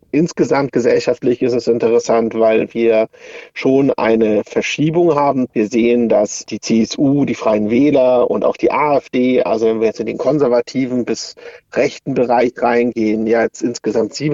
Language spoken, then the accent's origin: German; Würzburg, Bavaria, Germany; Für Würzburg, ich komme ja aus Würzburg